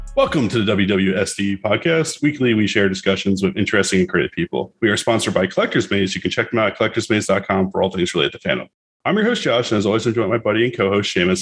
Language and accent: English; South Florida, United States; We're actually from South Florida